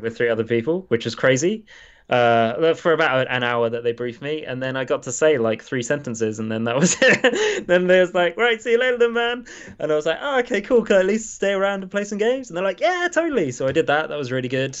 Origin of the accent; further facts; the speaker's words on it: England, United Kingdom; probably the lowest that I've ever felt as an Englishman